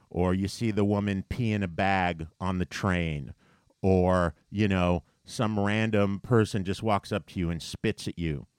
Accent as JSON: {"language": "English", "region": "New York", "country": "United States", "said": "as a New Yorker"}